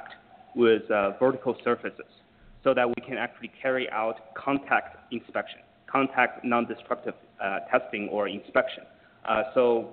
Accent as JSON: {"language": "English", "town": "Jinan", "region": "Shandong", "country": "China", "tie": "born or raised there", "moved": "yes", "lives_now": "United States", "said": "my hometown in Jinan"}